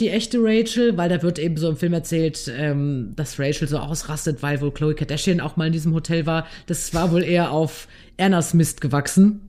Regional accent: North Rhine-Westphalia, Germany; Ich komme aus NRW

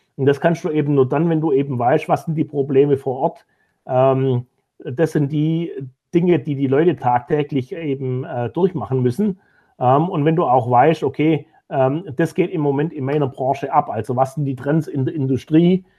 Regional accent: Germany; als Deutsche

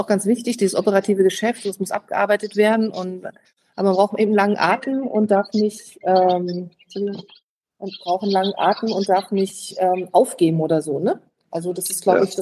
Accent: Neustrelitz, Mecklenburg-Vorpommern, Germany; Ich komme aus Neustrelitz.

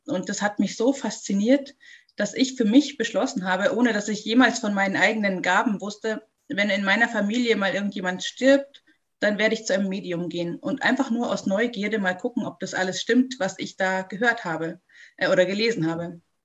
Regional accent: Munich, Bavaria, Germany; ich komme aus München

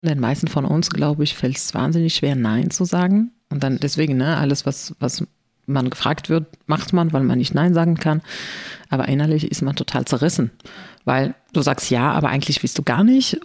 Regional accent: Morocco; German is a second language; moved away as an adult; also born or lived in Spain / China; now in Germany; ich bin ja in Marokko geboren und mhm. aufgewachsen.

